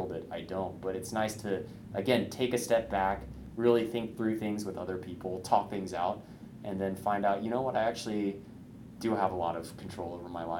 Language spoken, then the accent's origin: English; Indiana, United States; now in Bay Area, California, United States; I'm from Indiana